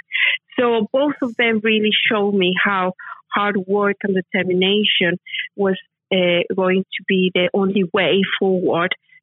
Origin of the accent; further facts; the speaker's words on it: Mexico City, Mexico; now in United Kingdom; I am from Mexico City, and my dad, when we were growing up, we were just a middle class family